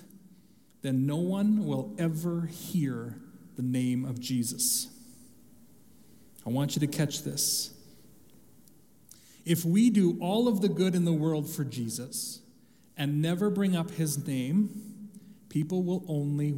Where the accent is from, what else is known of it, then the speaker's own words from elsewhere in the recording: Canada; growing up in Canada, as I did